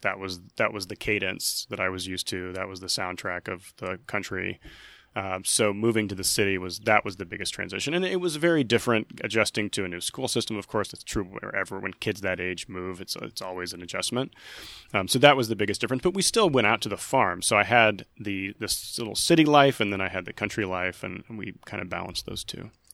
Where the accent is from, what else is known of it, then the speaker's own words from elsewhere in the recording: Skiatook, Oklahoma, United States; I'm originally from Skytook, Oklahoma